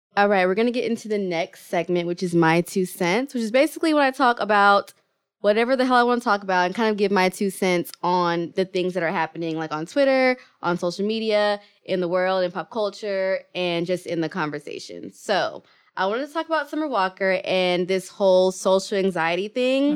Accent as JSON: {"language": "English", "country": "Kenya", "said": "I'm Kenyan"}